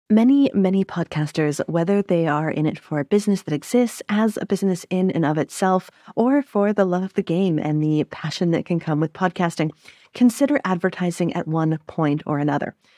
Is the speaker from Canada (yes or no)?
yes; Canada; also born or lived in French Canada; as a Canadian